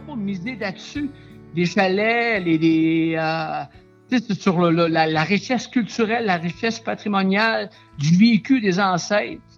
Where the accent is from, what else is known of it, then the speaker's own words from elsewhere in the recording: Aguanish, Quebec, Canada; je suis natif d'Aguaniche